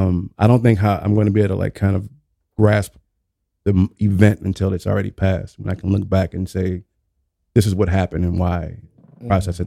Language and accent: English; New Orleans, Louisiana, United States; born or raised there